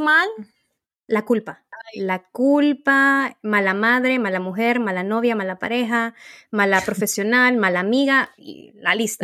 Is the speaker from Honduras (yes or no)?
yes; Honduras; soy de Honduras